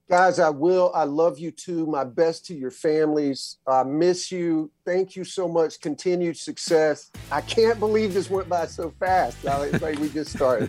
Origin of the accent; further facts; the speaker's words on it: the South, United States; I'm a boy from the South